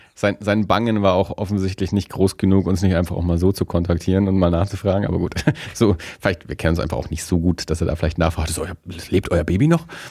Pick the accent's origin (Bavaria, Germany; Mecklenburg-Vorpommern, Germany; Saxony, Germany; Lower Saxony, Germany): Bavaria, Germany; Erlangen; moved away as an adult; now in Nuremberg, Germany; Wir sind ja ursprünglich beide aus Tenlohe